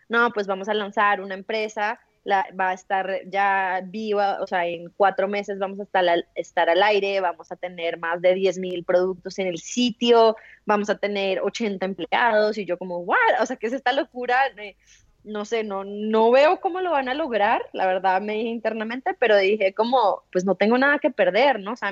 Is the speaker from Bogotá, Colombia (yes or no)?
yes; Bogotá, Colombia; soy colombiana, como bien lo mencionaste, nacida en Bogotá, eh, tengo 31 años en este momento